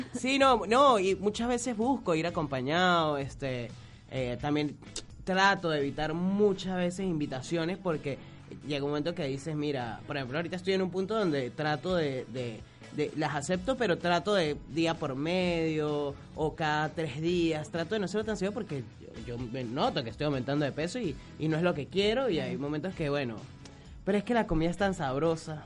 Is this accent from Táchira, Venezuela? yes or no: yes; San Cristóbal, Táchira, Venezuela; accent: Gocho; moved away as an adult; also born or lived in Korea; now in Buenos Aires, Argentina; yo soy Gocho de San Cristóbal, viví hasta los... 21 eh, años en San Cristóbal